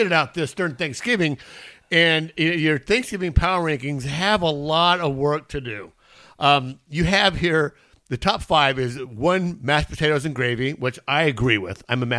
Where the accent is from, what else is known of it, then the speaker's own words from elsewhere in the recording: East County, California, United States; I was raised by my dad, but I'm from East County. So East County is very, we grew up very poor.